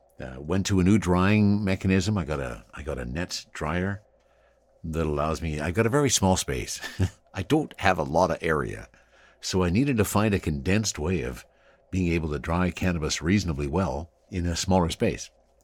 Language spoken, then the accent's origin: English; Ottawa, Ontario, Canada; now in Vancouver, Canada; I'm originally from Ottawa, Ontario, but now I live in Vancouver. I'm 48 years old, work professionally in an office job.